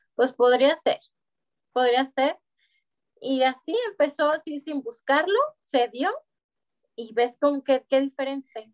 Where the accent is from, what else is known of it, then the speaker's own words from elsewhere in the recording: Guadalajara, Jalisco, Mexico; moved away as an adult; now in Monterrey, Mexico; yo soy de Guadalajara junto con toda mi familia y llegamos aquí a Monterrey hace tres años